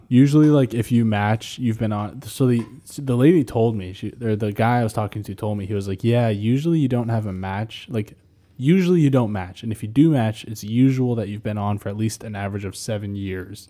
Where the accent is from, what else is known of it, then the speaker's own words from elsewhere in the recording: New Hampshire, United States; I grew up in New Hampshire